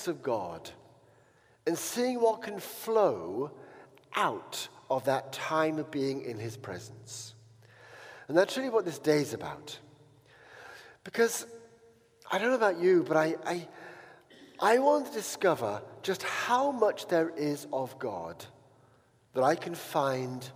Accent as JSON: {"language": "English", "town": "Uttoxeter", "region": "West Midlands", "country": "United Kingdom", "tie": "born or raised there", "also_born_or_lived": "Paris", "said": "I came back home to, you know, my hometown, which was the most boring place in the world, called Uttoxeter"}